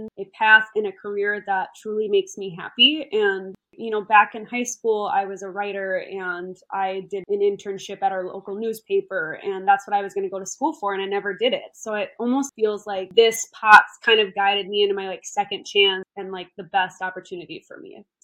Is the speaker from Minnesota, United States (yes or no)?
yes; southwest Minnesota, United States; moved away as an adult; also born or lived in Arizona; my hometown is a small town in southwest Minnesota